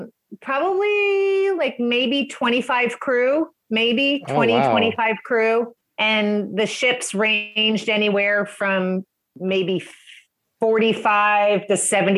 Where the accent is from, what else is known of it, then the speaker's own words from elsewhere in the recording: just outside New York City, northern New Jersey, United States; also born or lived in North Carolina / Ohio / East Coast of Florida; now in Sarasota, United States; Sarasota, Florida. So about an hour south of Tampa on the West Coast. I've been down here about 20 years, originally from just outside of New York City in northern New Jersey. That's where I grew up